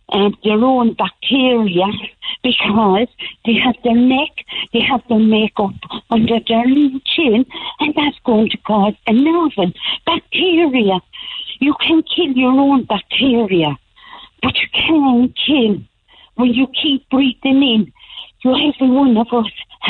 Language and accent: English; Carrickmacross, Ulster, Ireland; I'm from Carrickmacross originally